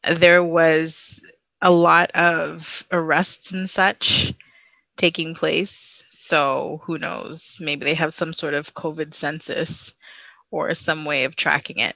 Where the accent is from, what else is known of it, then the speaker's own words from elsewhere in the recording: Trinidad & Tobago; now in Canada; Trinidad's locked down again, my home country